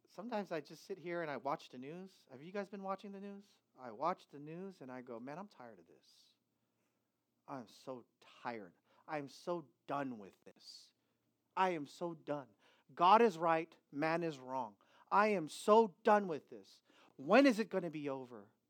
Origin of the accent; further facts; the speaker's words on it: United States; I'm an American